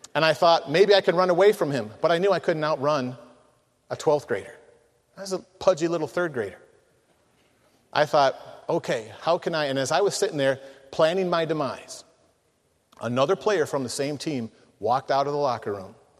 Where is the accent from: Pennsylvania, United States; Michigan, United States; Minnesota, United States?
Michigan, United States; I'm from Michigan